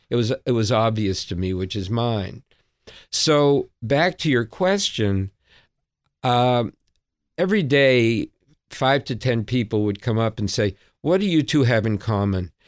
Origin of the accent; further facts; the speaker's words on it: Boston, Massachusetts, United States; I'm a Bostonian